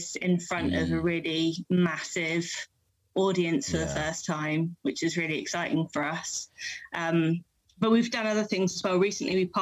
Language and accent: English; London, United Kingdom; moved away as an adult; now in Wallington, United Kingdom; I'm actually from West London, born and bred